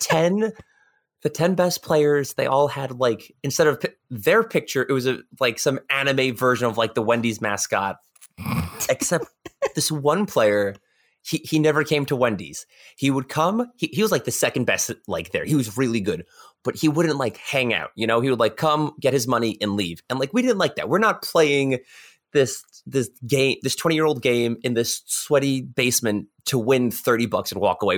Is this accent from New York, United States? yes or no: yes; New York, United States; I'm from New York